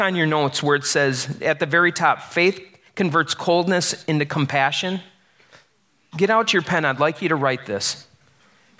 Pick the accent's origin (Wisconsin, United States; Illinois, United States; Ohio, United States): Wisconsin, United States; I'm from Wisconsin